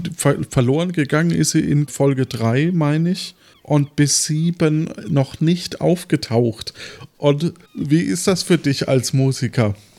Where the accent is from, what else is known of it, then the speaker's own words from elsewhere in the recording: Franconia, Germany; ich als Franke